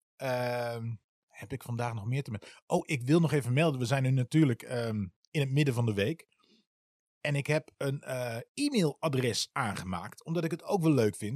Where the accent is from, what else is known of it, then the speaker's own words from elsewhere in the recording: Wierden, Overijssel, Netherlands; moved away as an adult; also born or lived in Almelo; now in Utrecht, Netherlands; Ik ben in Wierde getogen. Dat is een dorpje naast Almelo.